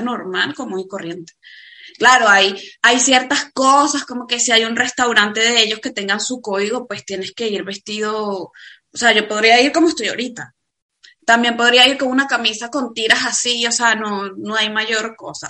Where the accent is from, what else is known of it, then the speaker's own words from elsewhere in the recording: Venezuela; moved away as an adult; also born or lived in Dubai; now in Spain; emigramos de Venezuela